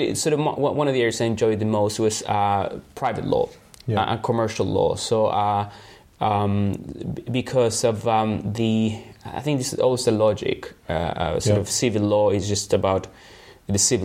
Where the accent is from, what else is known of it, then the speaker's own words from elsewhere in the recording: Santiago, Santiago Metropolitan Region, Chile; English is a second language; moved away as an adult; also born or lived in Punta Arenas, Chile; now in United Kingdom; I was born in Punta Arenas. I lived there until I was about seven. Then we moved to Santiago.